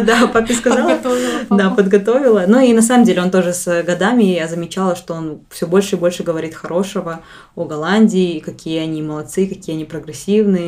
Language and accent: Russian; Kazakhstan; now in Netherlands; вроде как я бы сама казашка